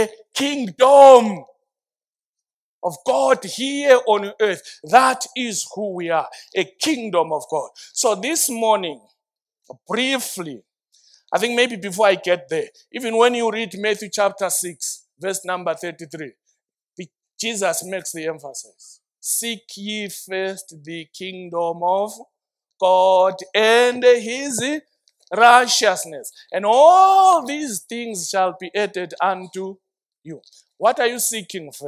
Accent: Zimbabwe; I identify myself by the kingdom first, then Zimbabwean later

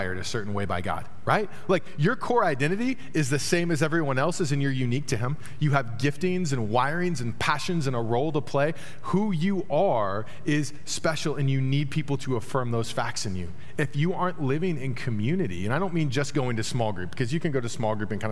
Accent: Dallas, Texas, United States; moved away; also born or lived in Terre Haute, Indiana; I grew up in Dallas, large city, obviously.

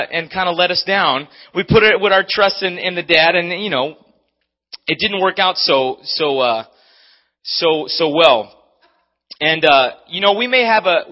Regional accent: Maui, Hawaii, United States; moved away; I'm from Maui.

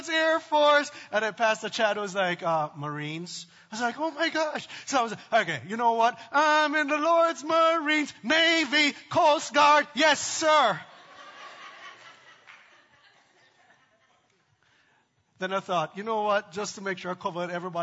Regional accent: Jamaica; moved away; I grew up in Jamaica

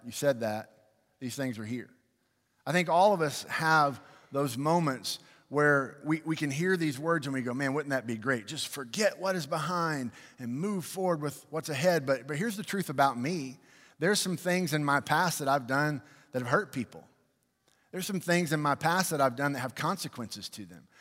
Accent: United States; I love being American.

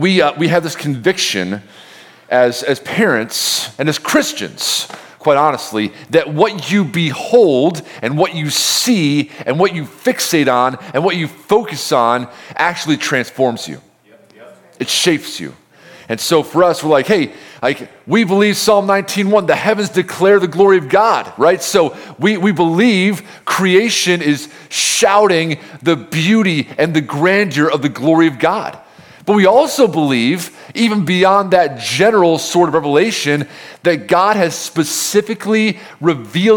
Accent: Homer, New York, United States; moved away; no one outside of the state knows where Homer is, but that's where I'm from

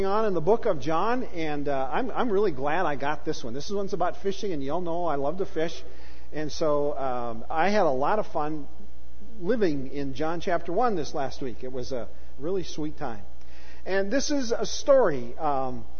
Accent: United States; We as American pastors

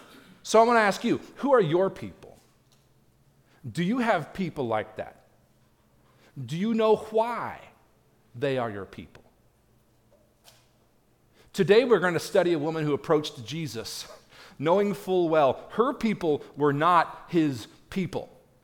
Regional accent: Tennessee, United States; So now I tell them, of course, I'm from God's country, East Tennessee. Because that's just true, y'all.

